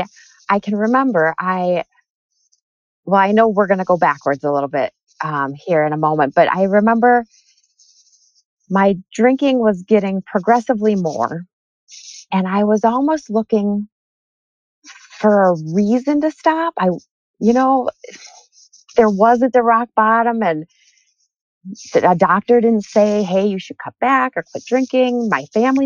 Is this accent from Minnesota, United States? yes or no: yes; Minnesota, United States; also born or lived in Detroit; I grew up in Minnesota